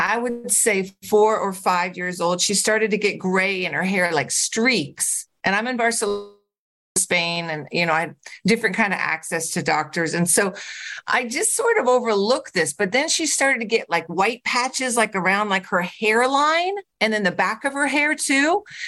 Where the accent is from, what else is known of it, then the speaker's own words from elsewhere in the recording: California, United States; moved away; I'm from California originally